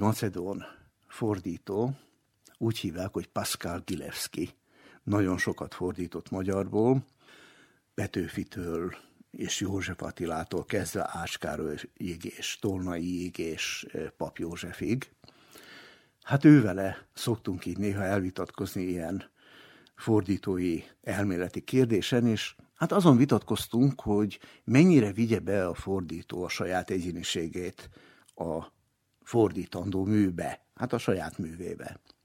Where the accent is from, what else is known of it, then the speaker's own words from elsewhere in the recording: Novi Sad, Vojvodina, Serbia; also born or lived in Slovenia; én magam is Szlovéniában születtem, de nagyon korán, még egész kisgyerekként kerültünk le Újvidékre